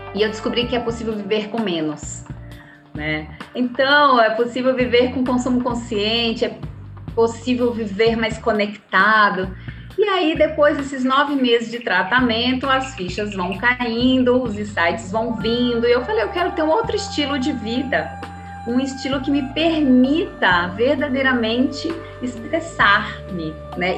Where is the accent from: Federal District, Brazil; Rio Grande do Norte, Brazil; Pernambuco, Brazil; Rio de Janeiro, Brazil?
Rio Grande do Norte, Brazil; Natal; moved away as an adult; now in São Paulo, Brazil; jornalista que sou, também aí de Natal, né, como você bem trouxe, sou do Nordeste, moro aqui há, há 26 anos em São Paulo